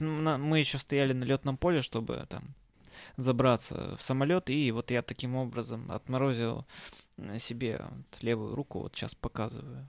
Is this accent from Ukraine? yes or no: no; Perm, Perm Krai, Russia; когда я улетал из Перми, а, температура у нас на Западном Урале опустилась до минус тридцати семи градусов